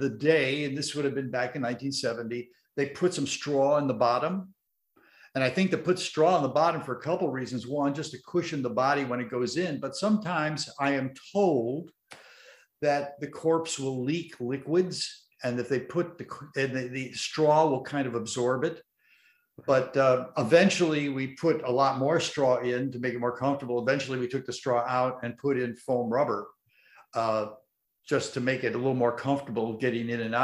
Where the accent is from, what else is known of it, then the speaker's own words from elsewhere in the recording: Chicago, Illinois, United States; moved away; I grew up with Marvin in Chicago on WBKB channel 7 when I was a kid